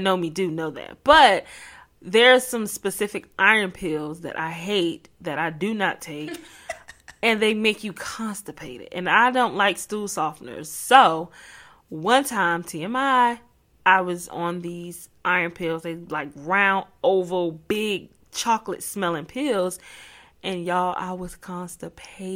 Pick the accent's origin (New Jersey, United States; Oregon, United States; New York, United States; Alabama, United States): New Jersey, United States; Newark; I'm from Newark, New Jersey